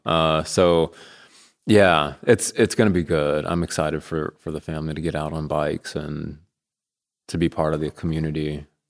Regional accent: Colorado, United States; moved away as an adult; also born or lived in Kansas; now in Bentonville, United States; I'm from Colorado

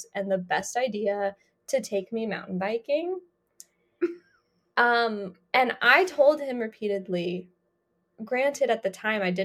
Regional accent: Colorado, United States; growing up in Colorado

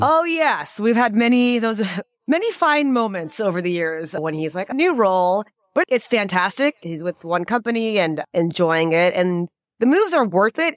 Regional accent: United States; I am Indian American

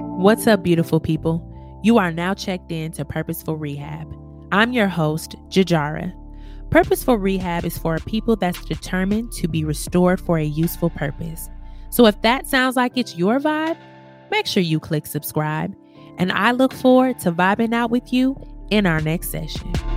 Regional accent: Milwaukee, Wisconsin, United States; moved away as an adult; now in Las Vegas, United States; I'm originally from Milwaukee, Wisconsin

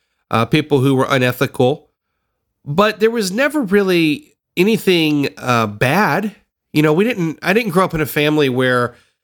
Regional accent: Tennessee, United States; I grew up in the South. I grew up in Tennessee

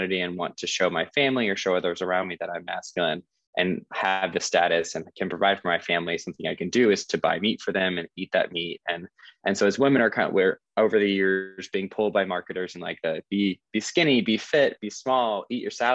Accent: South Carolina, United States; I grew up in South Carolina, so also a pretty conservative area

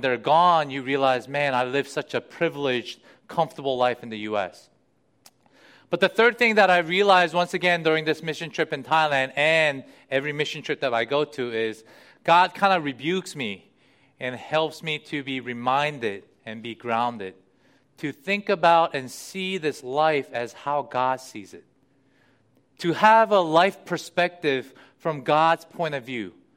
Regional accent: United States; living in the US and being an American

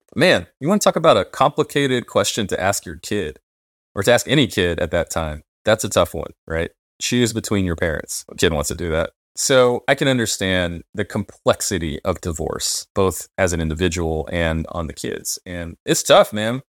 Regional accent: United States; those of us who grew up as American Black people

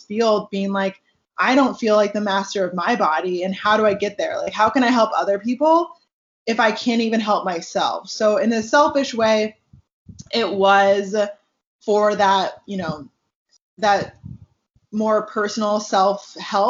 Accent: Seattle, Washington, United States; moved away as an adult; also born or lived in Tucson, Arizona; now in California, United States; I was born and raised in Seattle, Washington, or just north of Seattle

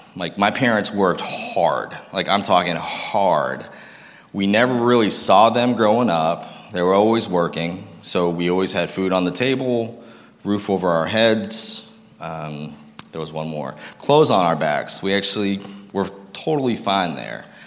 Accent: Lowell, Massachusetts, United States; also born or lived in Concord, Massachusetts; I grew up in Lowell, Massachusetts

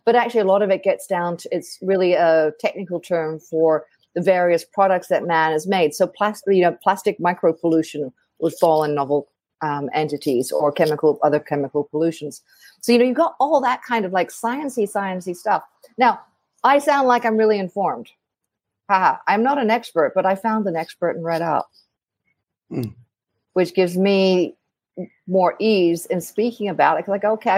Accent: Australia; So I come from Australia originally. I know my accent doesn't say it

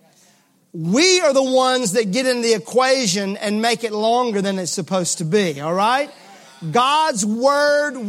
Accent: Mississippi, United States; I'm from Mississippi

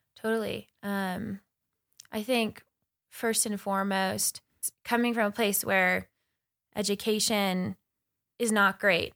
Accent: Crow Reservation, Montana, United States; also born or lived in Bozeman, Montana; I was born and raised on the Kearns Reservation in Montana.

